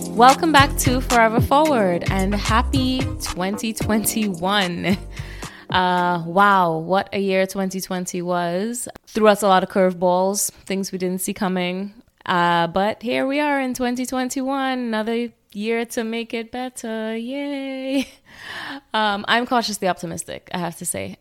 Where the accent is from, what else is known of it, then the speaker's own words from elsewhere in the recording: Trinidad & Tobago; growing up in Trinidad